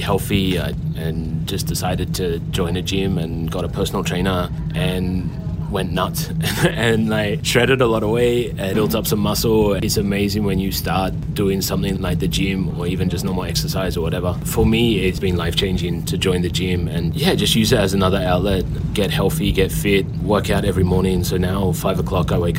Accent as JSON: {"language": "English", "country": "Australia", "moved": "yes", "lives_now": "Singapore", "said": "Being Aussie"}